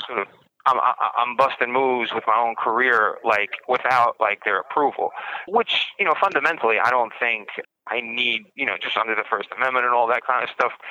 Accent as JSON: {"language": "English", "town": "New York City", "region": "New York", "country": "United States", "tie": "born or raised there", "said": "I'm from Brooklyn"}